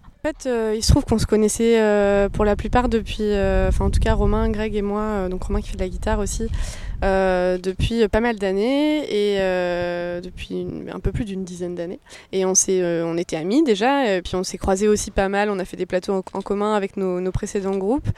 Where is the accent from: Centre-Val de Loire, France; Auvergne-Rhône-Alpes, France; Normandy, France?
Centre-Val de Loire, France; Orléans; dans notre région, on est d'Orléans